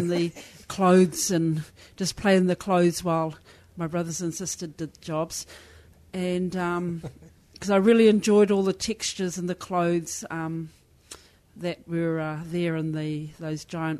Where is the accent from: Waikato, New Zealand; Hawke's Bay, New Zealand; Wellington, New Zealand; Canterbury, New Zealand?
Waikato, New Zealand; Taupō; now in Waiheke Island, New Zealand; I reside in Waiheke Island, and I grew up in Taupō, and we're from Hauraki, Pairo, which includes Waiheke Island, so I'm thankful to be able to live in my tribal area.